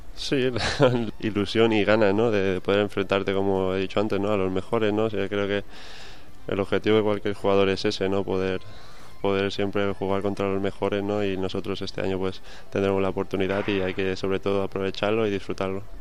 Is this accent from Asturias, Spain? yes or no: no; Mallorca, Balearic Islands, Spain; now in Valencia, Spain; el pabellón de, mi pueblo, ¿no? De, Mallorca